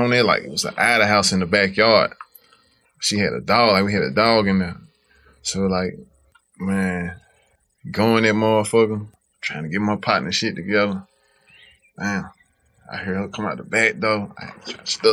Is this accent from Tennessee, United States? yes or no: yes; Memphis, Tennessee, United States; I'm from South Memphis, but the mound 5 minutes away from my hood